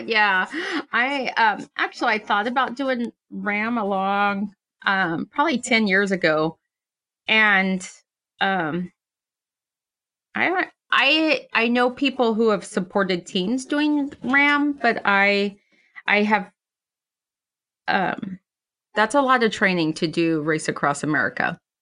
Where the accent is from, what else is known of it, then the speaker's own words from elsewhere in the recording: Silver City, New Mexico, United States; my hometown of Silver City, New Mexico